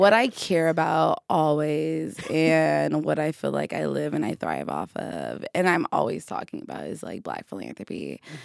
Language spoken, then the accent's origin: English; Detroit, Michigan, United States; I am also from Detroit